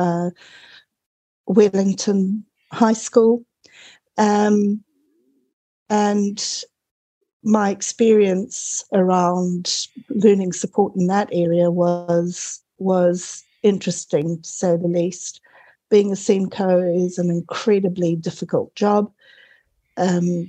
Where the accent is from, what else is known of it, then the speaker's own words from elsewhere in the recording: Zimbabwe; moved away as an adult; also born or lived in Cape Town, South Africa / United Kingdom; now in New Zealand; I was actually born in Zimbabwe during the War of Independence